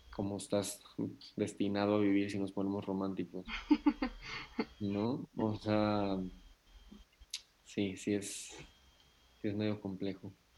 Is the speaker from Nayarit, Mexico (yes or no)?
yes; Nayarit, Mexico; Yo soy de Nayarit.